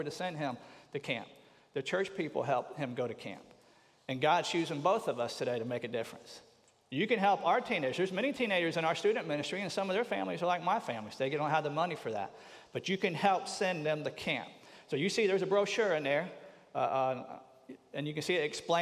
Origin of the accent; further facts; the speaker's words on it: Tampa, Florida, United States; I grew up in the Baptist church down in Tampa